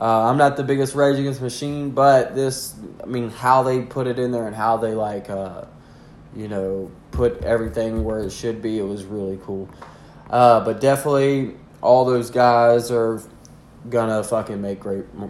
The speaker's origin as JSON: {"language": "English", "region": "the South", "country": "United States", "said": "I'm from the South"}